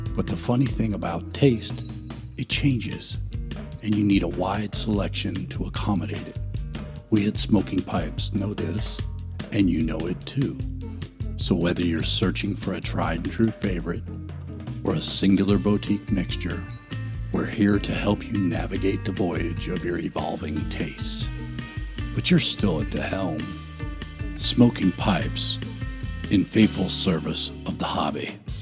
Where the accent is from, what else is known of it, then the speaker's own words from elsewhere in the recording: California, United States; moved away; also born or lived in East Coast; I grew up in California where flip flops were thongs